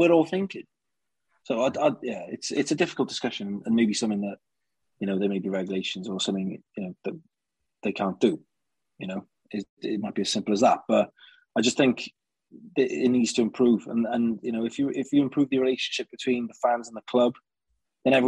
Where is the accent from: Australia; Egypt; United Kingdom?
United Kingdom; Wales; the identity that we have as Welsh people